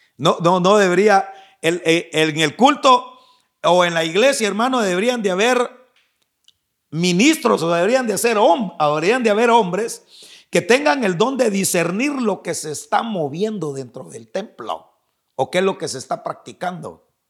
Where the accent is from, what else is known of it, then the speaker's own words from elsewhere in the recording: Guatemala; moved away; mi tierra, no sé si ahora ya cambiarían las cosas, pero en, Guatemala